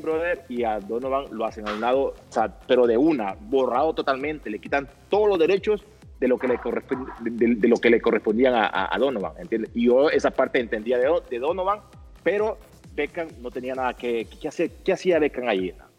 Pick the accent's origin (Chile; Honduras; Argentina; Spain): Honduras